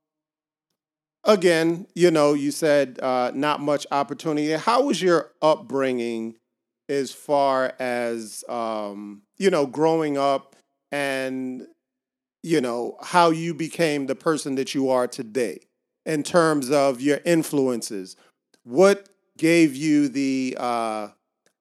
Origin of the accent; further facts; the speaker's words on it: Miami, Florida, United States; I grew up in Little Haiti